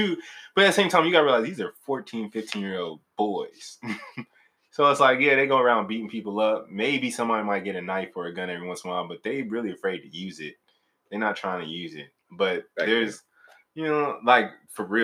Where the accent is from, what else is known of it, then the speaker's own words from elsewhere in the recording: Maywood, Illinois, United States; moved away; I'm originally from Maywood, Illinois